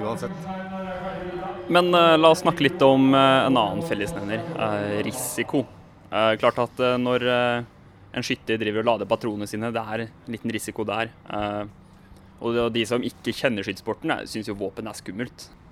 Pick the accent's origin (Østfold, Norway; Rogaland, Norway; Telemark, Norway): Østfold, Norway; Sarpsborg; samme hjemby som meg